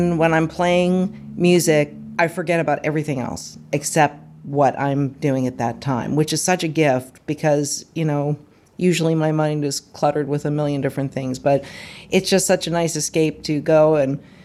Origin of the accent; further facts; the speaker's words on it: Moon Township, Pennsylvania, United States; moved away as an adult; now in Hopewell, United States; I'm originally from Moon Township, is where I grew up, and I live in Hopewell now.